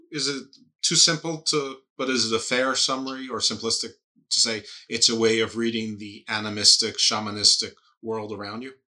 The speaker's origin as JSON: {"language": "English", "country": "United States", "said": "I'm American"}